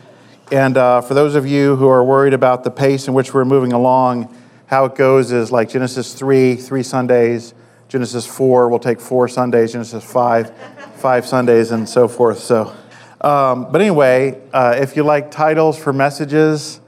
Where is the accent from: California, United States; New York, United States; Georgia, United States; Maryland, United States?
Maryland, United States; I grew up in Maryland